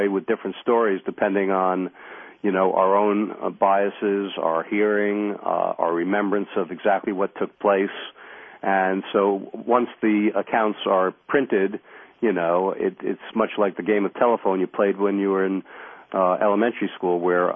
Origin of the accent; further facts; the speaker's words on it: New York, United States; I grew up in New York